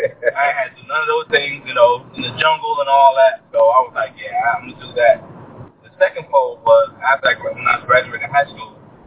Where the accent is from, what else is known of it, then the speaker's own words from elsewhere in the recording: New York, United States; also born or lived in Trinidad; grew up in New York, man, trying to do the right thing. My parents came up to the States, didn't have much.